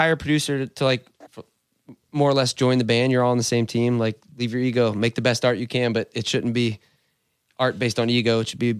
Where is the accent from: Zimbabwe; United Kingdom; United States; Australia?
United States; St. Louis, Missouri; also born or lived in California; I can't wait to move back to St. Louis. I can't wait to go back to my hometown where my roots are.